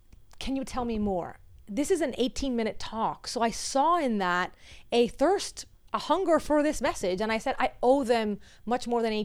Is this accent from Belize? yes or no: no; Venezuela; also born or lived in United States; now in Miami, United States; my home country is crumbled